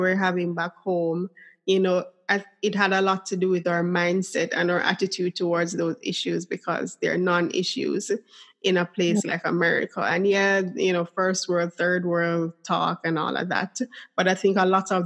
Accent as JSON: {"language": "English", "country": "Jamaica", "tie": "born or raised there", "said": "being born a Jamaican"}